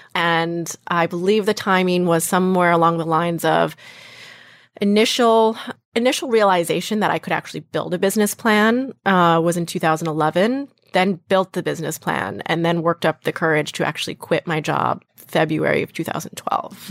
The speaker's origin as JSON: {"language": "English", "region": "Western Massachusetts", "country": "United States", "tie": "born or raised there", "also_born_or_lived": "New York", "moved": "as an adult", "said": "So I'm from Western Massachusetts, not Boston"}